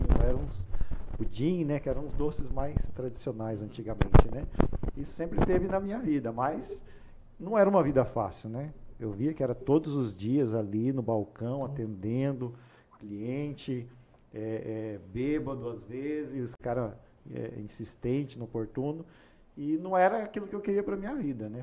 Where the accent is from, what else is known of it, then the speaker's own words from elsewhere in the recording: Ourinhos, São Paulo, Brazil; moved away as an adult; now in Rondonópolis, Brazil; eu nasci em Ourinhos, interior de São Paulo. É uma cidade hoje de pouco mais de 100 mil habitantes. Quando eu morei lá até 2006, quando me mudei para Rondonópolis